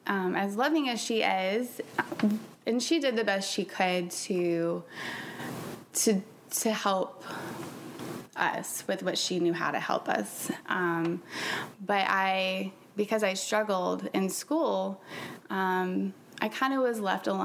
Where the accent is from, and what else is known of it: Jackson, Mississippi, United States; born there; now in Florida, United States